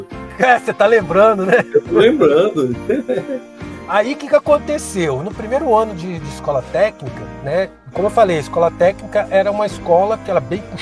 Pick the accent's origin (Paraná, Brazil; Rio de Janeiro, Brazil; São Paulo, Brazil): Rio de Janeiro, Brazil; eu sou do Rio, né? Tinha uma escola técnica lá no interior